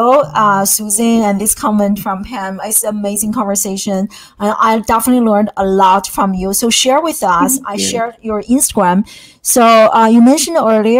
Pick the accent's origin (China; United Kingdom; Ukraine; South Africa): China; now in United States; I came from a totally different kind of STEM focused educational background, growing up in China